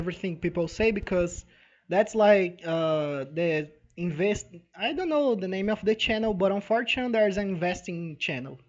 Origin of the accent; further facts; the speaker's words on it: Brazil; We are from Brazil